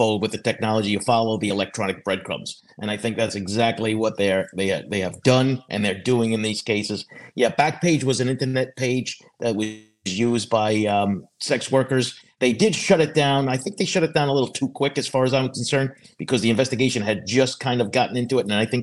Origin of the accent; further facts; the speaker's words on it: Long Island, New York, United States; I grew up on Long Island. I didn't live too far from Massapequa Park